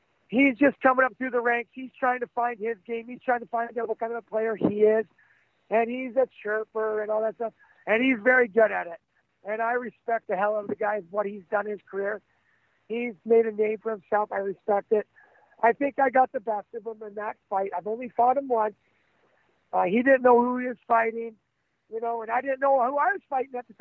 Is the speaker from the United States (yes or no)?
no; Oshawa, Ontario, Canada; I'm just a guy from Canada, from Oshawa, Ontario, a tough kid.